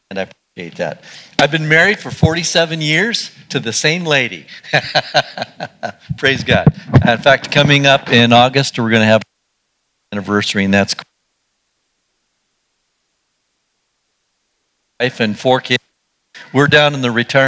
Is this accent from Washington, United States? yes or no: yes; Spokane, Washington, United States; moved away as an adult; also born or lived in Oregon / Sandpoint, Idaho; I grew up in Spokane, 20 years down in Oregon